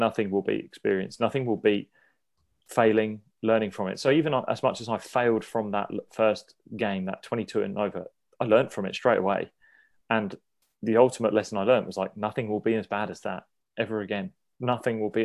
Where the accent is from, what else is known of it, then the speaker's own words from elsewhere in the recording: Sussex, South East England, United Kingdom; I was a homegrown player. I came from the countryside of Sussex and I wanted to play for Sussex.